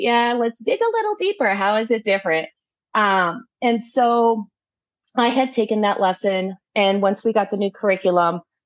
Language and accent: English; Tucson, Arizona, United States; I am from Tucson, Arizona